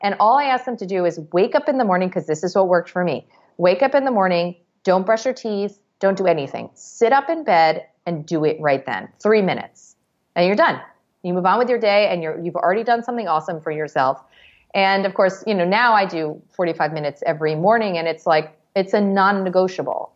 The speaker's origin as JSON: {"language": "English", "region": "New York", "country": "United States", "said": "As a New Yorker"}